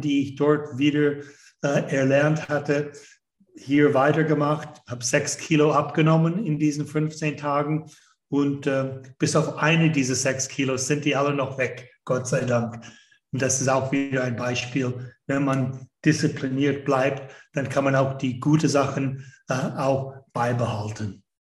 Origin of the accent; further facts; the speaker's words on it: Canada; German is a second language; moved away as an adult; also born or lived in United States; Ich bin ursprünglich aus Kanada. Das hört man schon bei dem zweiten Satz, den ich ausspreche